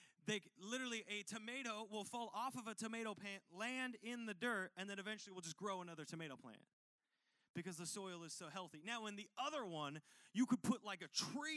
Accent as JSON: {"language": "English", "country": "United States", "said": "I'm from Washington."}